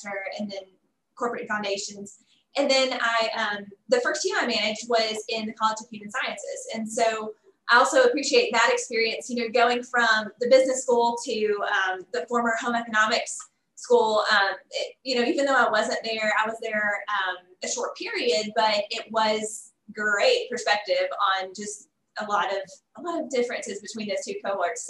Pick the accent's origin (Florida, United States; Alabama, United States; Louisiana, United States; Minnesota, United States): Alabama, United States; Huntsville; moved away as an adult; also born or lived in Auburn, Alabama; now in Little Rock, United States; I'm from Huntsville, Alabama, and had moved to Auburn for college, and had been there 17 years